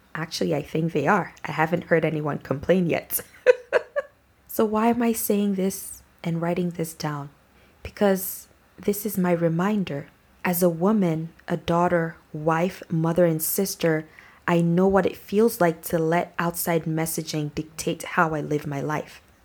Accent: Nigeria; my background as a Nigerian

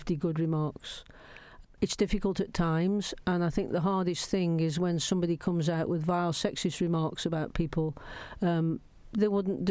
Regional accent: Stoke-on-Trent, West Midlands, United Kingdom; moved away; Stoke's my home. I was born in Stoke.

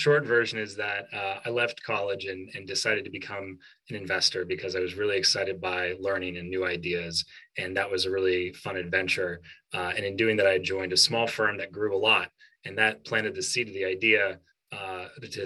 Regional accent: Colorado, United States; moved away as an adult; also born or lived in New York; I'm originally from Colorado

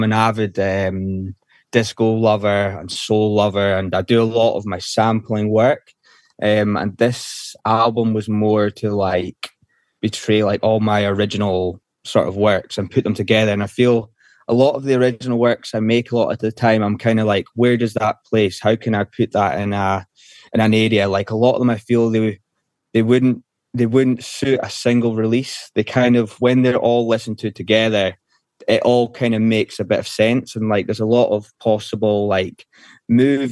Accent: Isle of Skye, Scotland, United Kingdom; now in Glasgow, United Kingdom; went from there to where I was brought up, in the Isle of Skye

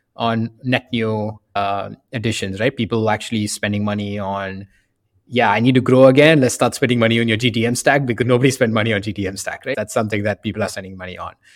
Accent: India; moved away as an adult; also born or lived in Boston / San Francisco; I grew up in India

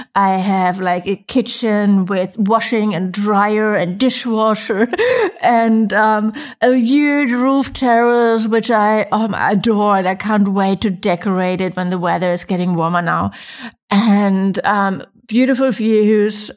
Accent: Germany; moved away as an adult; now in Mallorca, Spain; I'm from Germany

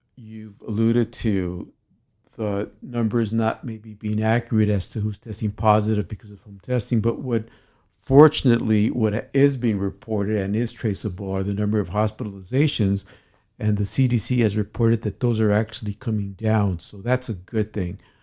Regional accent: United States; I'm an American double board certified psychiatrist.

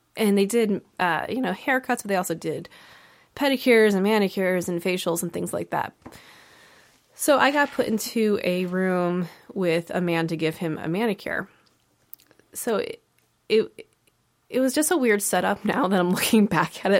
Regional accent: East Haven, Connecticut, United States; I grew up in East Haven

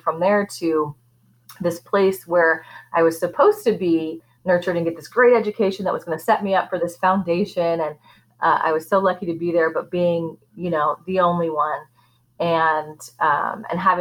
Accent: Portland, United States; I've was born and raised in Portland and grew up in a historically Black neighborhood

